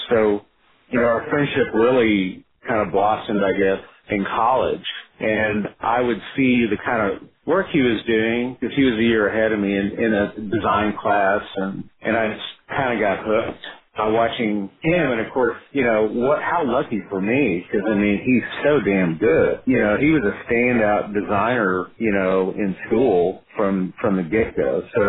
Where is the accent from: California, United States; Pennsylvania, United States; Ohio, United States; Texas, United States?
Texas, United States; Arlington; we grew up together in Arlington